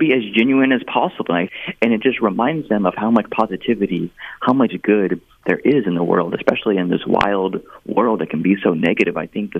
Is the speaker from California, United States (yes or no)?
yes; Solano County, California, United States; My Solano County Library is my hometown library, is my childhood library